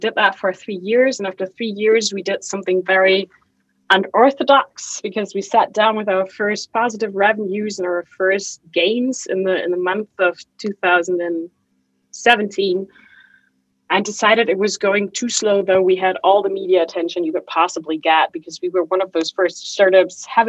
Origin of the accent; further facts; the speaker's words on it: Germany; also born or lived in Chicago / Hamburg; I flew back to Germany